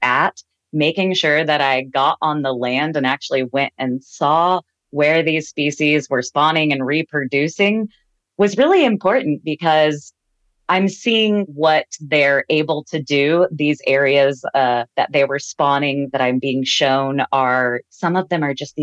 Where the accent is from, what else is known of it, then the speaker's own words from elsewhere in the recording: the Ozarks, Southwest Missouri, United States; now in Klamath Falls area, United States; I'm from the Ozarks, Southwest Missouri